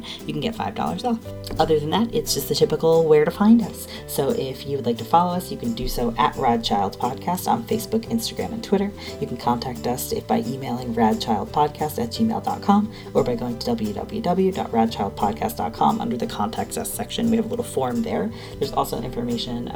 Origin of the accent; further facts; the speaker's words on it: New York, United States; moved away; I'm from New York originally, so I have that, like, New York anger